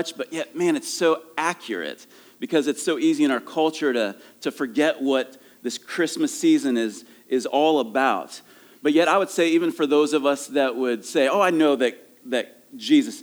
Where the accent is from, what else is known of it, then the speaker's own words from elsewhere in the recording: Ohio, United States; moved away; I'm from Ohio